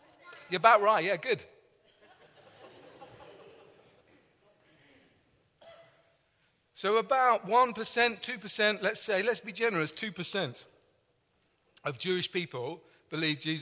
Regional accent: London, United Kingdom; accent: English; I'm from London, and that means I have an English accent

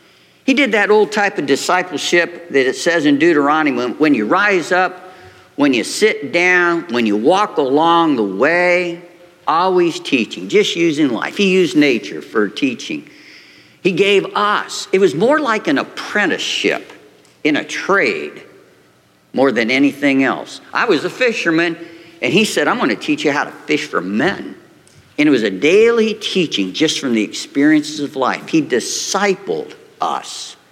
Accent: Lima, Ohio, United States; moved away; my wife and I both had, we're from Lima, Ohio. That's 3 hours from here.

